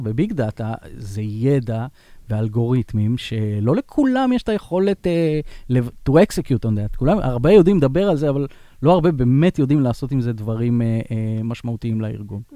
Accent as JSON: {"language": "Hebrew", "country": "Israel", "said": "אנחנו, אנחנו כישראלים"}